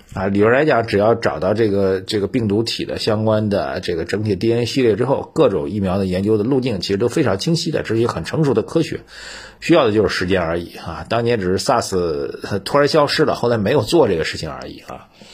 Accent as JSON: {"language": "Chinese", "country": "China", "said": "我们中国人"}